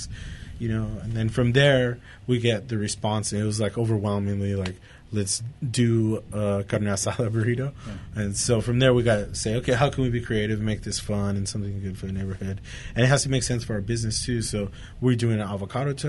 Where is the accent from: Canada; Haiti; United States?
United States; Santa Fe Springs, California; now in Whittier, United States; I'm from Santa Fe Springs, so we used to hang out here in Uptown all the time.